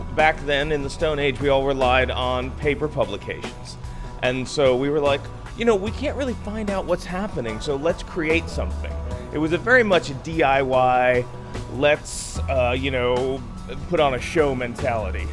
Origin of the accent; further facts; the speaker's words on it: New York City, New York, United States; moved away as an adult; also born or lived in New Paltz, New York; now in Hudson Valley, United States; I came from Brooklyn, uh, and I came in '96 uh, and moved up here. I had gone to school in New Paltz, and I'd moved back to the city where I grew up